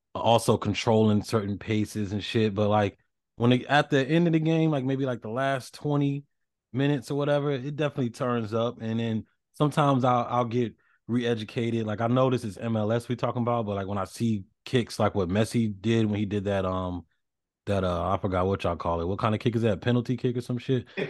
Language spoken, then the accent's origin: English; the South, United States; I grew up in the South